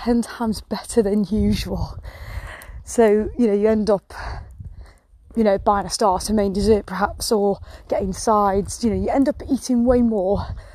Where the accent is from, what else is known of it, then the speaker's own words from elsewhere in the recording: England, United Kingdom; I'm English